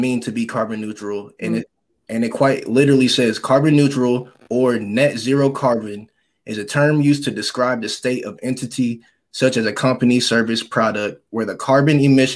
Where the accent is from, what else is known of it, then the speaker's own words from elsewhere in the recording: Tennessee, United States; also born or lived in Michigan; growing up in Tennessee, but being from Michigan